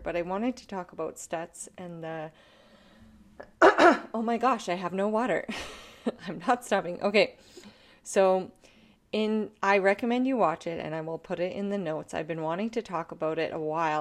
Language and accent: English; Canada; I am a Canadian artist